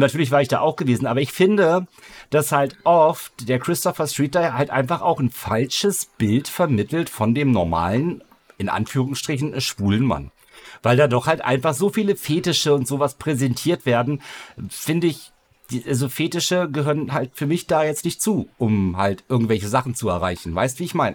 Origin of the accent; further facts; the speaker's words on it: Northern Germany, Germany; ich komme hier immer noch aus dem Norden